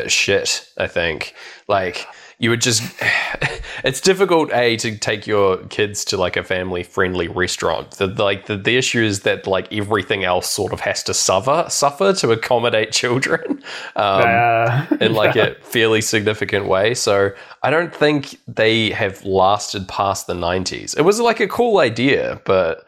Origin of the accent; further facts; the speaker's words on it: New Zealand; I went to Valentine's as a Kiwi kid